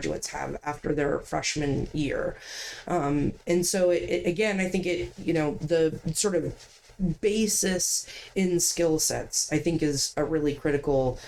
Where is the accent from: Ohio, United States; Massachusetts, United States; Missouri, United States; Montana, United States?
Ohio, United States; now in Maine, United States; I'm from Ohio. I was a marine science major in Ohio.